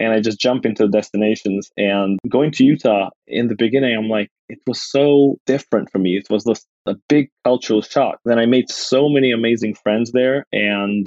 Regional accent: Kosovo; now in United States; I'm originally from Kosovo

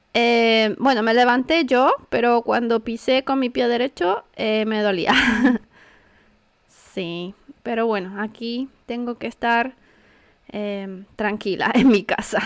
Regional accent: Santiago, Santiago Metropolitan Region, Chile; yo soy de Santiago

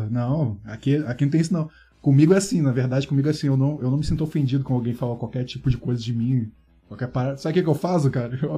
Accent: Rio de Janeiro, Brazil; now in São Paulo, Brazil; eu vim do Rio de Janeiro pra cá, os caras são frios, distante.

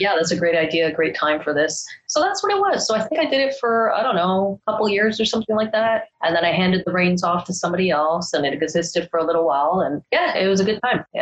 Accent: Canada; I grew up in Canada.

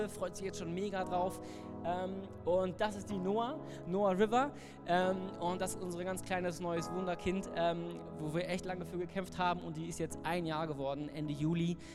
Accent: Cologne, North Rhine-Westphalia, Germany; Ich meine, ich komme aus Köln, ne?

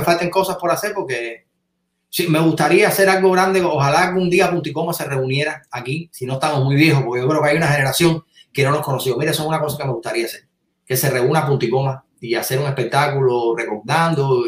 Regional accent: Cuba; moved away as an adult; also born or lived in California; somos nosotros los cubanos

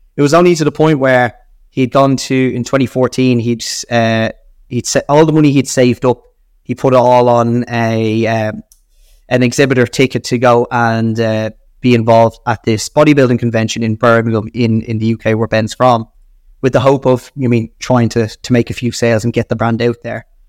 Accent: Ireland; accent: Irish; being Irish and my Irish accent

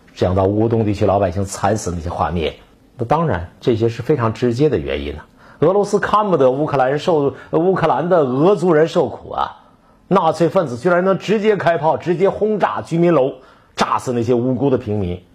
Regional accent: Northeast China, China; 我们东北人

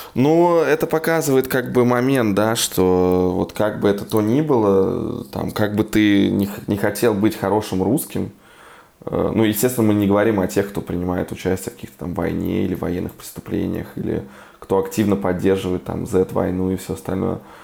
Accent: Yartsevo, Smolensk Oblast, Russia; now in Berlin, Germany

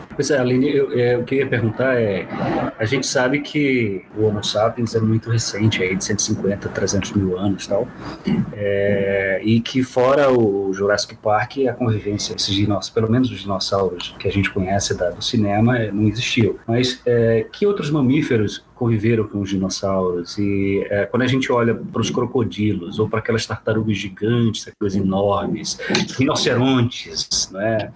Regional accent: Apodi, Rio Grande do Norte, Brazil; A cidade de onde eu venho é chamada Pudi, que é uma cidade de nome indígena aqui no interior do estado

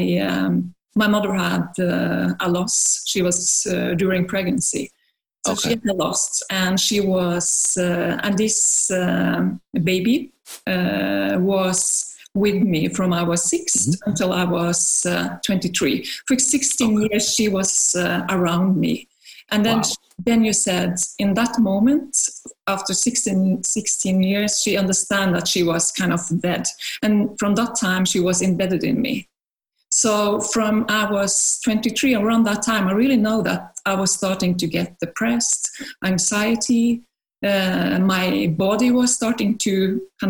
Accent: Norway; now in France; I'm from Norway, but living in France.

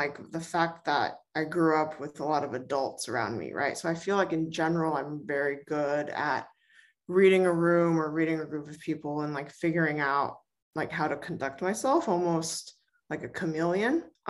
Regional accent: Bay Area, California, United States; also born or lived in New Hampshire; I grew up in the Bay Area.

